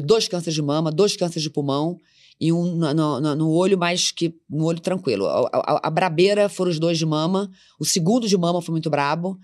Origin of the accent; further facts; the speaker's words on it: Macaé, Rio de Janeiro, Brazil; eu sou da classe média, filha de uma professora da cidade de Macaé, do interior de São Paulo, do interior do Rio de Janeiro.